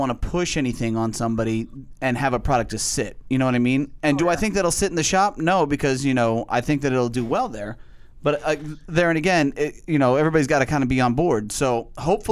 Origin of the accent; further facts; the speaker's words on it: Boston, Massachusetts, United States; moved away; I'm from Boston